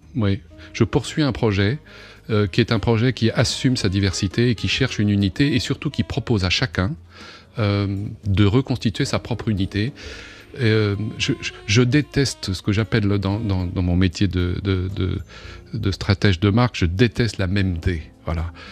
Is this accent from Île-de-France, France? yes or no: no; Normandy, France; dans ma terre natale, Boujou